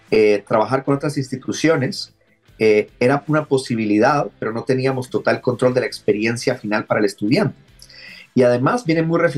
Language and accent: Spanish; Guatemala; Eh, soy originario de Guatemala, pero ya tenía bastante tiempo rebotando por el mundo.